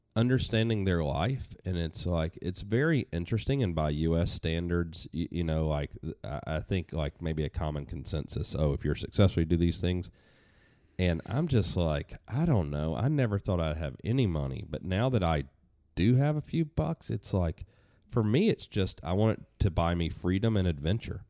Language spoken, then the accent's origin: English; Atlanta, Georgia, United States; moved away as an adult; now in New Hampshire, United States; when I moved from Atlanta to New Hampshire, I, I could breathe a little deeper 'cause there's no traffic, there's not much crime here, there's a lot of things that I'd, you know, been used to growing up there